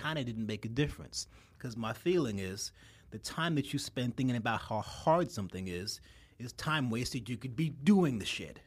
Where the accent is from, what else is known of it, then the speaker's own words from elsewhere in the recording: New York City, New York, United States; also born or lived in Brooklyn; I'm a native son. I grew up in Queens.